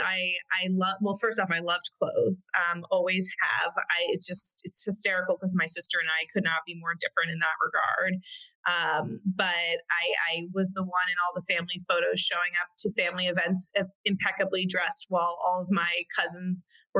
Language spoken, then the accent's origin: English; Connecticut, United States; moved away as an adult; now in Brooklyn, United States; I am from Connecticut, in a suburb of New York, and grew up there my entire life.